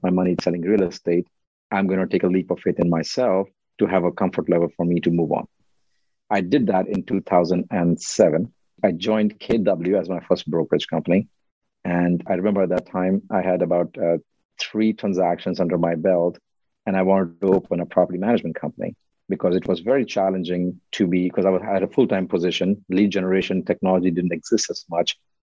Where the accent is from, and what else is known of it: India; now in United States